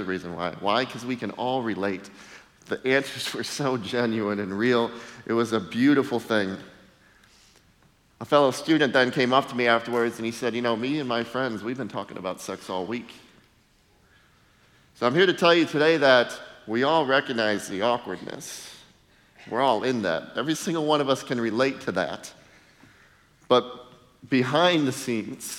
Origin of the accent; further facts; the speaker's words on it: Ohio, United States; moved away as an adult; also born or lived in Minnesota / Michigan; I spent the first 30 years of my life in Ohio